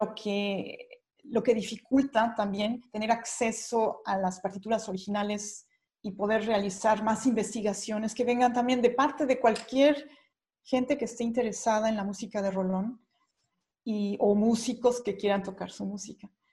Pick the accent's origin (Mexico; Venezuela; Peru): Mexico; moved away as an adult; now in Germany; siendo mexicana